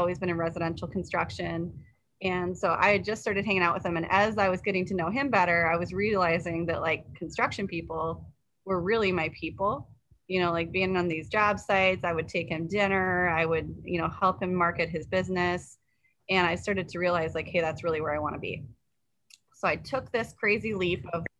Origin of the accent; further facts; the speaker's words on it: Minnesota, United States; also born or lived in Des Moines, Iowa; I come from Minnesota. So I came back to Minnesota